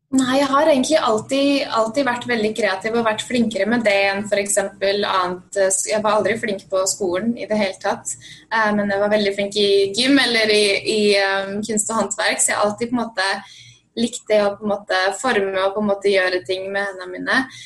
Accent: Svelvik, Buskerud, Norway; moved away as an adult; now in Los Angeles, United States; Jeg er fra Svelvik opprinnelig, eller Nesbygda, som er midt mellom Drammen og Svelvik

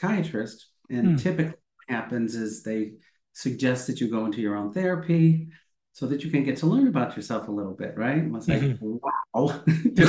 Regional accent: Midwest, United States; I grew up in the Midwest

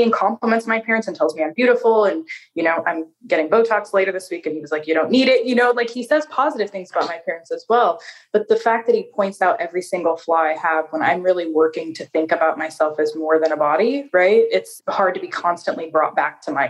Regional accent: Seattle, Washington, United States; accent: American; moved away as an adult; now in Porto, Portugal; I'm actually from Seattle

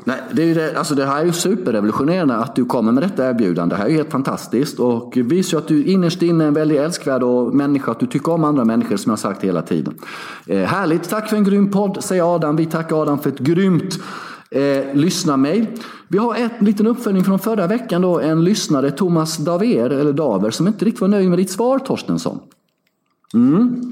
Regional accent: Sweden; moved away as an adult; now in Belgrade, Serbia; Hemma i Sverige

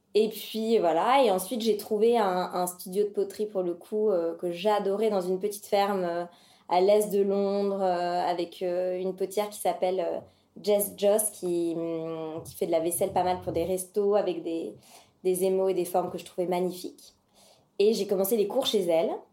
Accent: Paris, Île-de-France, France; also born or lived in London; j'ai 32 ans et je suis parisienne

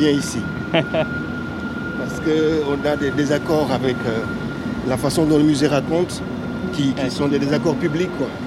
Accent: Senegal; moved away as an adult; now in Bordeaux, France; Moi, je suis arrivé du Sénégal en 1996 pour faire des études de sciences politiques à Bordeaux.

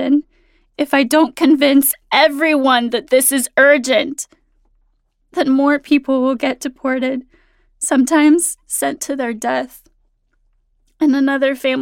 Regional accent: Phoenix, Arizona, United States; also born or lived in Mexico; from ages 5 to 18, I grew up in Phoenix, Arizona

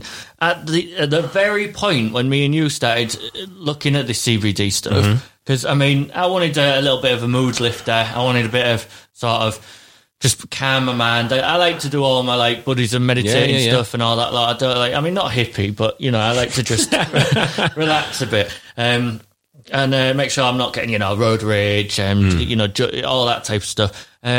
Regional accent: England, United Kingdom; Like, we're English, mm-hmm. They're American.

